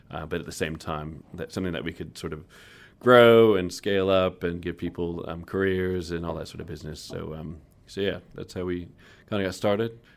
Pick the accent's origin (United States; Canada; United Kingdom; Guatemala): Guatemala; born there; I was born in Guatemala, but my father's Chilean, oh. and then my mum was from US.